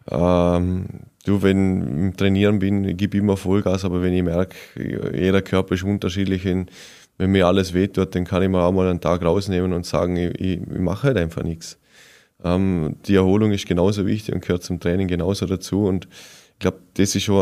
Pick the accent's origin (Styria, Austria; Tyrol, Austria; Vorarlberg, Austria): Vorarlberg, Austria; Ja, als Montafon und als Vorarlberger steht man mal zuerst auf die Ski.